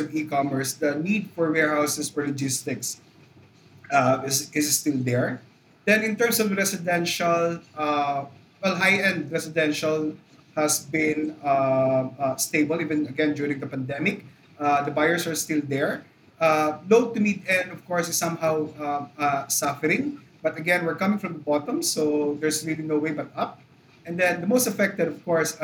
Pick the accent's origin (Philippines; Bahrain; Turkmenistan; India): Philippines